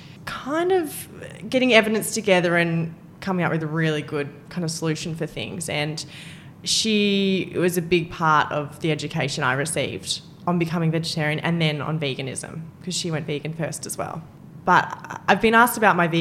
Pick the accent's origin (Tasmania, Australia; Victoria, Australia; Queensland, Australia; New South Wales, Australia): New South Wales, Australia; Albury; moved away; I grew up in Albury